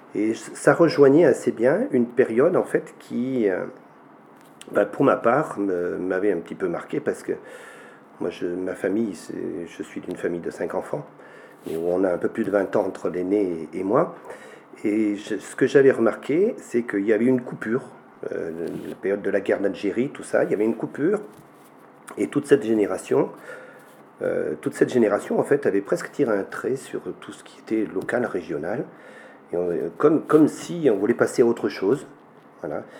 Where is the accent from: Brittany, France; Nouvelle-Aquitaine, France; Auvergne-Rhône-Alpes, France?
Auvergne-Rhône-Alpes, France; Rocharinge, commune of Araules; je suis originaire de, ce village de Rocharinge, en Touloire, Rocharinge, commune d'Arol, à 1100 mètres d'altitude. Donc je suis né ici